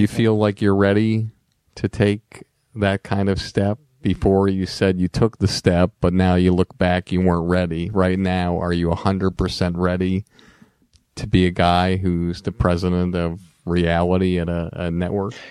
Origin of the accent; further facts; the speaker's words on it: Longmeadow, Massachusetts, United States; Growing up in Long Meadow